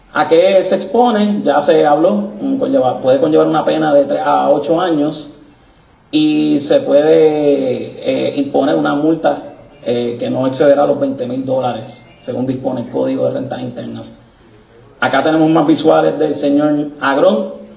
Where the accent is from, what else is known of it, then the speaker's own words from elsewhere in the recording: Puerto Rico; como puertorriqueño